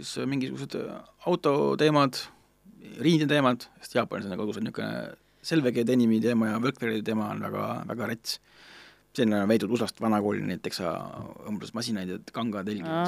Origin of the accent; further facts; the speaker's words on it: Estonia; ma ütlesin, noh, et from Estonia